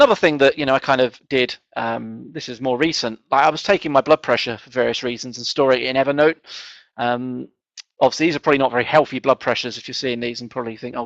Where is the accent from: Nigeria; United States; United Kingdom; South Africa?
United Kingdom; England; being English and kind of not quite middle class